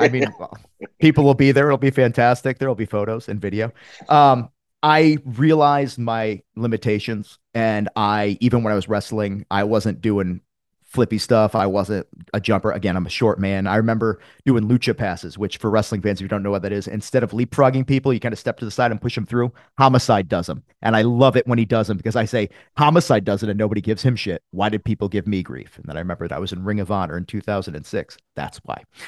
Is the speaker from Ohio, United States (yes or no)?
no; Connecticut, United States; I'm from Connecticut. I'm a New England guy